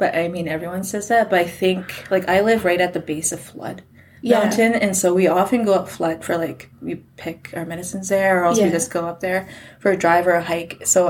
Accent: Grande Cache, Alberta, Canada; also born or lived in Hinton, Alberta; I grew up in a community called Sousa Creek, but currently with my husband and my kids, I live in Grand Cache Lake

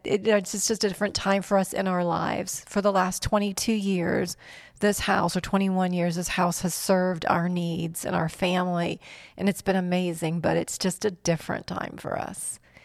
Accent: North Port, Florida, United States; also born or lived in New York / Fort Benning, Georgia / Venice, Florida; I was born in New York, into a big Italian family, and when my grandparents moved to Florida, the family moved to Florida, Northport specifically, and lived in Northport until I met Mark

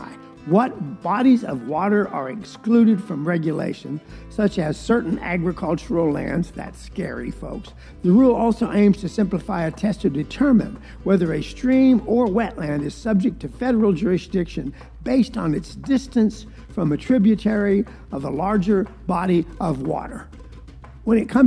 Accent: Valdosta, Georgia, United States; moved away; I was raised in South Georgia, a place called Valdosta that is really a swamp

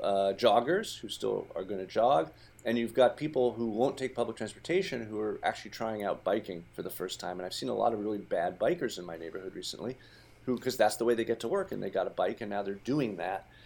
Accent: Brookline, Massachusetts, United States; my hometown of Brookline

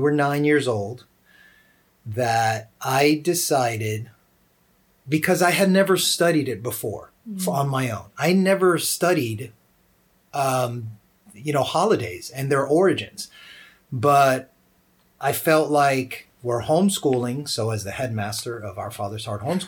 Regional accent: United States; also born or lived in Georgia; even though my ancestry was from Puerto Rico, in America, I grew up like all American kids, and I consider myself more American than I do Puerto Rican

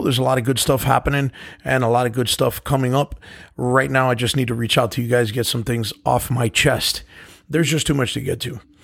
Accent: United States; I'm an American

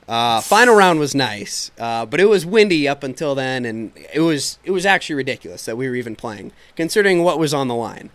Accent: Bay Area, California, United States; growing up in the Bay Area

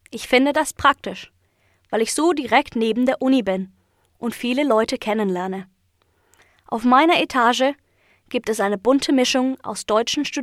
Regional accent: Ireland; German is a second language; now in Leipzig, Germany; Ich komme aus Irland.

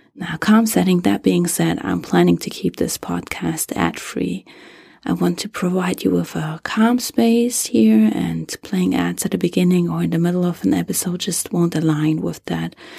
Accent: Germany; English is a second language; moved away as an adult; now in United States; English is not my native, uh, language. I was born and raised in Germany and moved to the U S ten

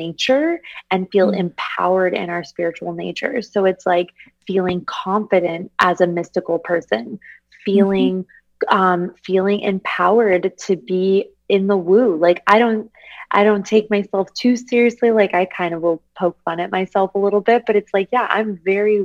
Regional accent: Arizona, United States; I'm from Arizona

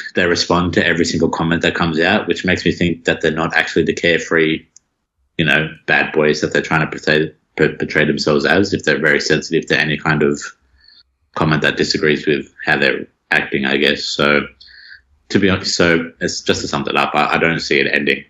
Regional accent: Sydney, New South Wales, Australia; also born or lived in Penrith; I'm originally from Blacktown

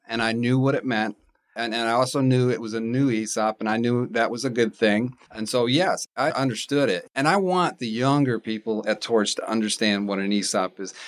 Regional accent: Raleigh, North Carolina, United States; moved away as an adult; now in Huntsville, United States; I'm from Raleigh, North Carolina

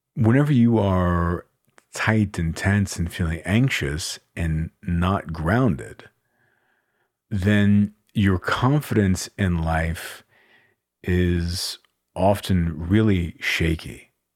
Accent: Austin, Texas, United States; I live in and I'm from Austin, Texas

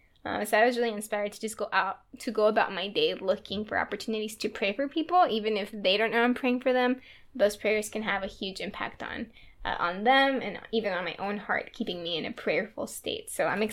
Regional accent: Texas, United States; now in New England, United States; and then I came from Texas to New England, And a lot of my friends, including John, were very intellectual about their faith.

